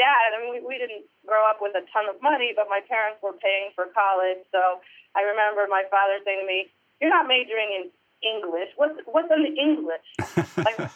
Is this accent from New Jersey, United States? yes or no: yes; Parsippany, New Jersey, United States; I grew up in New Jersey, Parsippany, New Jersey.